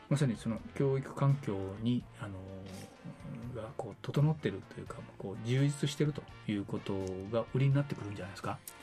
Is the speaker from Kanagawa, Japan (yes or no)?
no; Naha, Okinawa, Japan; 僕あの子供の頃首里でした